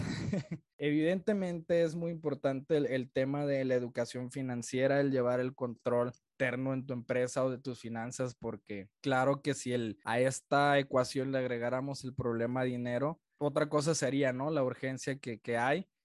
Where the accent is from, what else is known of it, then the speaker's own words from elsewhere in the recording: Culiacán, Sinaloa, Mexico; now in Guadalajara, Mexico; soy un arquitecto de Culiacán, Sinaloa, que vive en la ciudad de Guadalajara